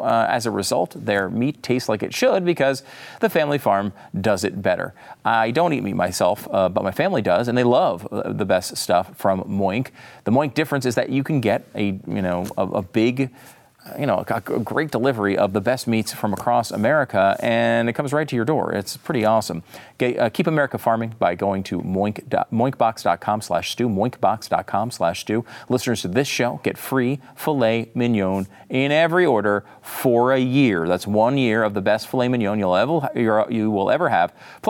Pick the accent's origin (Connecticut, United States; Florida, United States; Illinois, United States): Connecticut, United States; also born or lived in New York; I was born in New York, I grew up in Connecticut, I'm from the North, and now I'm being targeted.